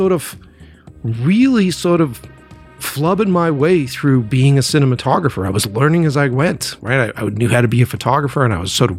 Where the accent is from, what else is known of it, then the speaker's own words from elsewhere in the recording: Cape Cod, Massachusetts, United States; moved away as an adult; also born or lived in New York; now in Boston, United States; I came back home from New York after going to school, I moved back in with my parents because I couldn't afford to do anything else. So I moved back home on the Cape